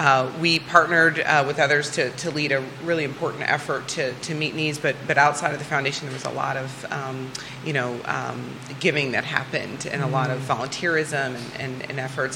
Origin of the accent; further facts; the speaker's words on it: Iowa, United States; moved away as an adult; now in Virginia, United States; I am originally from Iowa. I'm an Iowa farm girl.